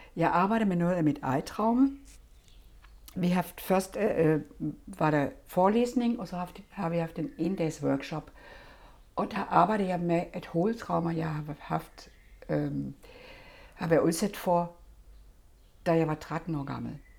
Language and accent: Danish; Germany; now in Denmark; jeg har selvfølgelig min egen historie som tysker